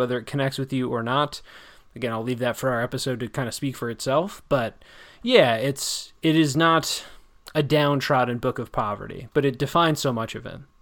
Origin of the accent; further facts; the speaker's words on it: around Chicago in the Midwest, Illinois, United States; I grew up around Chicago in the Midwest